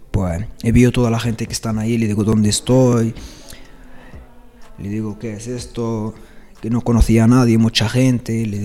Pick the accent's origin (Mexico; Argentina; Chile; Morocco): Morocco; Rif; Spanish is a second language; Yo soy de Riff, que así lo hacemos todos los refeños. Hay Marruecos, parte de, parte de refes eh, un bereber.